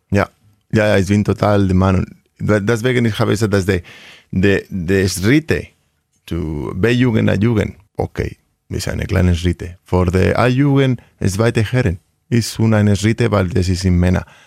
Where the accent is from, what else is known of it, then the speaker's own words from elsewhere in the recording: Vitoria-Gasteiz, Basque Country, Spain; German is a second language; moved away as an adult; also born or lived in Rioja; now in Hanover, Germany; ich bin aus Vitoria.